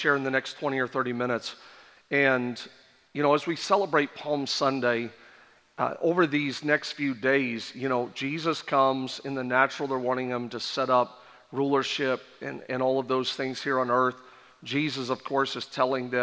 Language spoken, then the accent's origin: English; Canada; born and raised in Canada